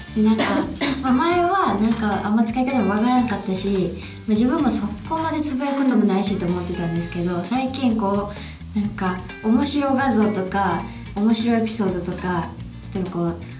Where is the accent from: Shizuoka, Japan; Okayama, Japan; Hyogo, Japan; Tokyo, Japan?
Hyogo, Japan; Ako; moved away as an adult; now in Osaka, Japan; 地元兵庫県なんですけど、はい、兵庫県の阿古っていうとこで